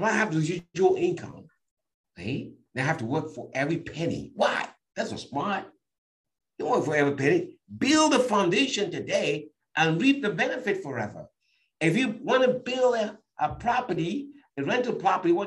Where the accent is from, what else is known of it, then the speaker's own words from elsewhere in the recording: Cameroon; moved away; I was born in Cameroon in a village, you know, where even up to today, homes don't have running water